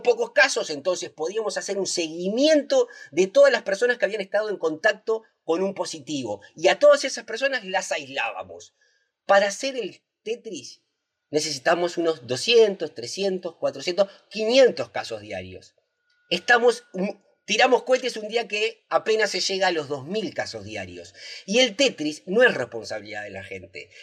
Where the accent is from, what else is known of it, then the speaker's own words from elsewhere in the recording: Uruguay; Los uruguayos virtuosos que mantuvimos a raya el coronavirus en 2020 somos los mismos uruguayos y uruguayas virtuosas